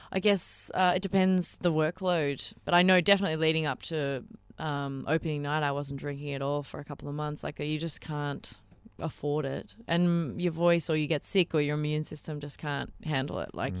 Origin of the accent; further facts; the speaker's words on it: Melbourne, Victoria, Australia; Melbourne's my hometown